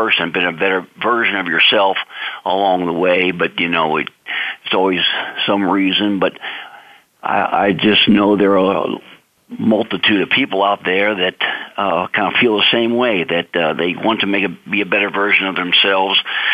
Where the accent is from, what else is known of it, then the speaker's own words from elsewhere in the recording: St. Louis, Missouri, United States; now in Lafayette, Louisiana, United States; I'm calling from my hometown of Lafayette, Louisiana, down here in Cajun country. You know, originally from St. Louis, Missouri